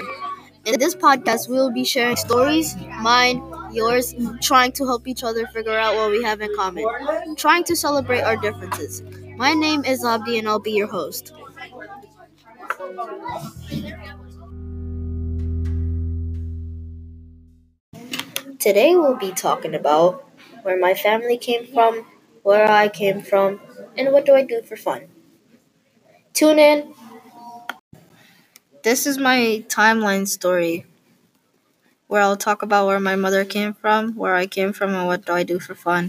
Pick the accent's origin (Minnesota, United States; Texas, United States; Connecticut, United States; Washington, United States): Minnesota, United States; I was born in Minnesota.